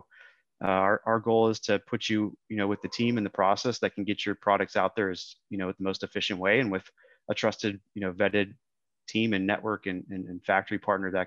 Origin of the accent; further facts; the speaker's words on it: Minneapolis, Minnesota, United States; moved away as an adult; now in Austin, United States; I grew up in Minneapolis originally.